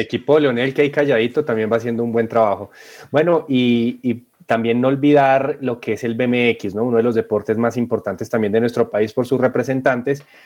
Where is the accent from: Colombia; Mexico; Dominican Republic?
Colombia; nosotros como colombianos